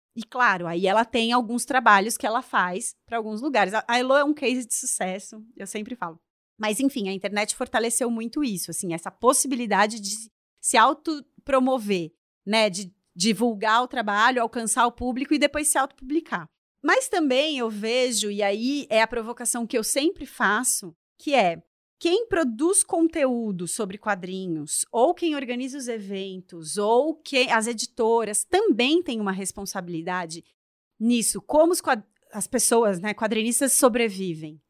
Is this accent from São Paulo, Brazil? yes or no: yes; São Paulo, Brazil; now in Florianópolis, Brazil; eu também sou uma mulher brasileira, que moro, sou de São Paulo, moro em Florianópolis